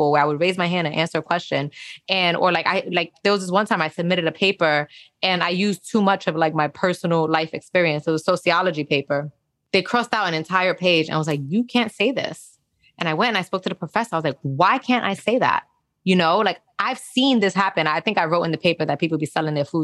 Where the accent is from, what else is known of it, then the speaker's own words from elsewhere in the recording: New York City, New York, United States; also born or lived in Spanish Harlem / Park Slope; I grew up in Castle Hill in the Bronx